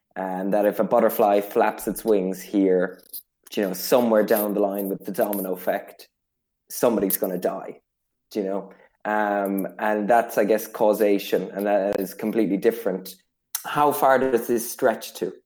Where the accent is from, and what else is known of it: Ireland